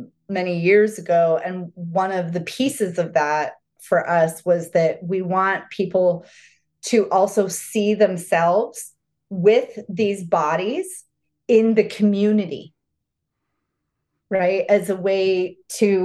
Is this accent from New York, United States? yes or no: no; Arizona, United States; I grew up in Arizona.